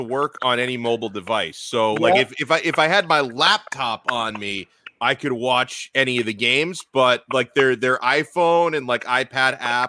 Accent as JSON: {"language": "English", "country": "United States", "said": "I as an American"}